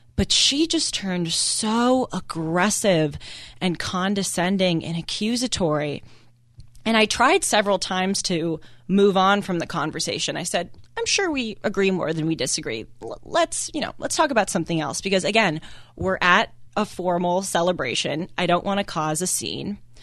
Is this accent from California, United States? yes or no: yes; Los Angeles, California, United States; growing up in Los Angeles, going to very liberal schools